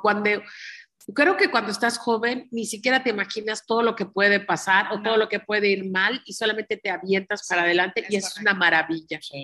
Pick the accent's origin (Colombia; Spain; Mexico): Mexico; Yucatán; somos yucatecos